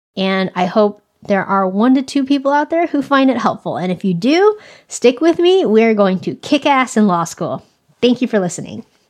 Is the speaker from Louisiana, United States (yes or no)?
no; California, United States; I have grown up in California my whole life